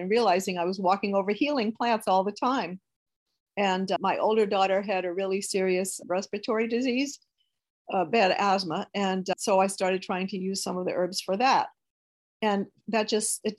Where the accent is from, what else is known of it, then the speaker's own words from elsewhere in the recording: Houma, Louisiana, United States; now in Hahnville, United States; I grew up in Houma